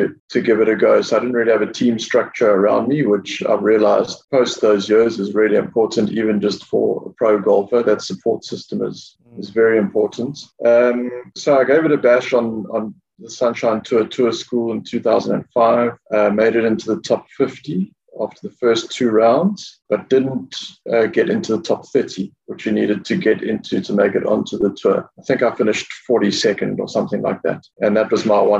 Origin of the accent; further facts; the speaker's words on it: Durban, KwaZulu-Natal, South Africa; moved away as an adult; now in Mauritius; I grew up in Durban